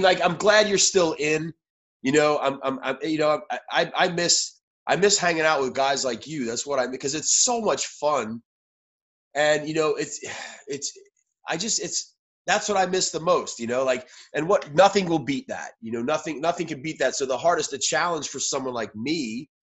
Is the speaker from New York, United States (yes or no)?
yes; New York City, New York, United States; moved away as an adult; I was born in New York City.